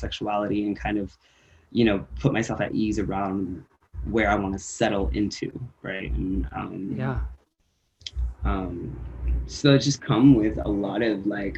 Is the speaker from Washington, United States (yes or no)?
no; Santa Cruz, California, United States; also born or lived in Woodland, California; I split up from Woodland to Santa Cruz, California